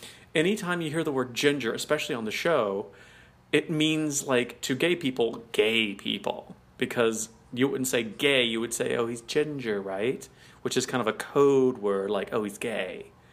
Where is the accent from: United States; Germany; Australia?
United States; as American